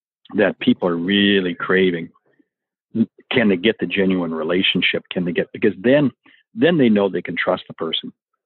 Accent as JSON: {"language": "English", "region": "Washington", "country": "United States", "tie": "born or raised there", "also_born_or_lived": "Portland, Oregon / Eugene, Oregon", "moved": "yes", "said": "I was actually born in the state up north, Washington, yep. But used to live in Portland and Eugene."}